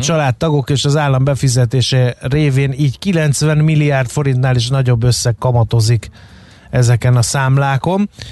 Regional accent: Fejér, Hungary; én Fehér megyei vagyok

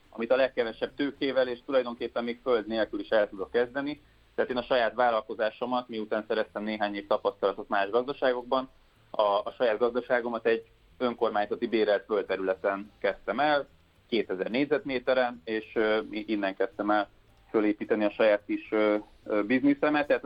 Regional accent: Budapest, Hungary; én is innen jöttem, tehát én egy budapesti gyerek

